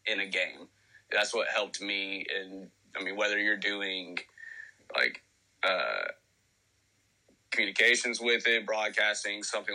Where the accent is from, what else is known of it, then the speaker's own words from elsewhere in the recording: Tennessee, United States; I'm 25 from Tennessee.